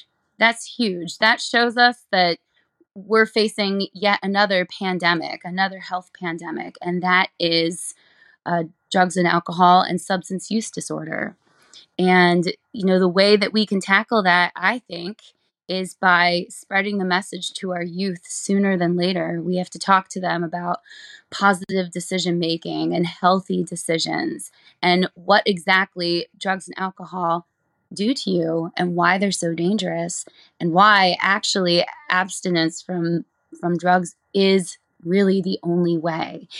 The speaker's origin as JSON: {"language": "English", "town": "Allentown", "region": "Pennsylvania", "country": "United States", "said": "I am from Allentown, Pennsylvania."}